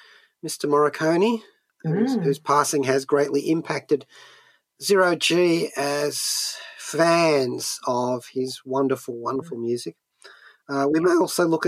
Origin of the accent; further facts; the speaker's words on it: Australia; even as an Australian very far from the shores of the United States